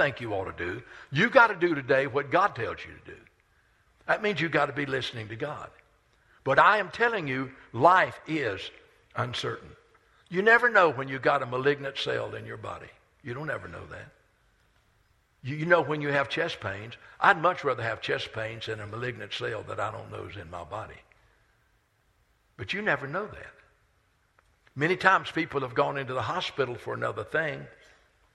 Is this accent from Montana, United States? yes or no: no; Rock Hill, South Carolina, United States; I grew up on Main Street in Rock Hill